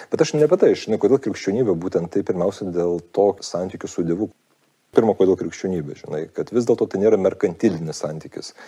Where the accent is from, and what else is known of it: Lithuania; also born or lived in United States